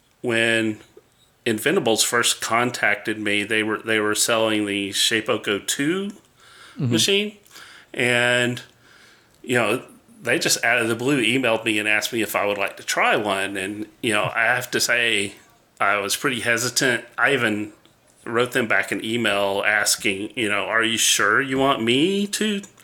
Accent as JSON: {"language": "English", "town": "Atlanta", "region": "Georgia", "country": "United States", "tie": "born or raised there", "said": "I grew up here in Atlanta, and my parents and family are very Southern. You know, they have the accent, mm-hmm. you know, Southern accent."}